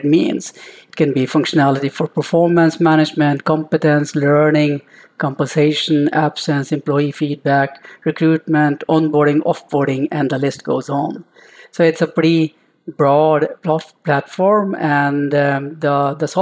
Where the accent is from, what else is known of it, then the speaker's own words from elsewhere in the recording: India; moved away as an adult; now in Norway; I am an Indian guy who came to Norway for studying mechanical engineering, found love here and stayed on